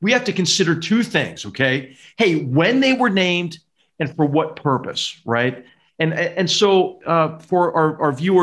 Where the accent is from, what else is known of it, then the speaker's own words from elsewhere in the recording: Philadelphia, Pennsylvania, United States; moved away; I'm from the North, you know, I'm from Philadelphia